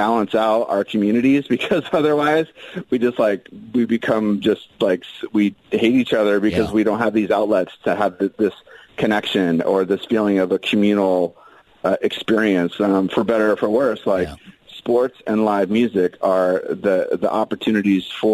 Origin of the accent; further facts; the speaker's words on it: Phoenix, Arizona, United States; growing up in Phoenix